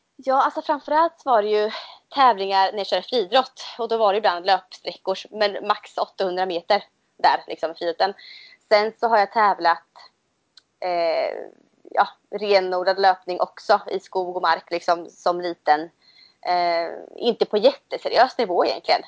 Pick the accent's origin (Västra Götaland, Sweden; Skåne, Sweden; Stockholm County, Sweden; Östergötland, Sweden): Östergötland, Sweden; Motala; jag bor i Motala. Eh, det hör man nog på min dialekt tror jag, jag är från Östergötland. Ehm, och jag, har, jag är uppväxt här också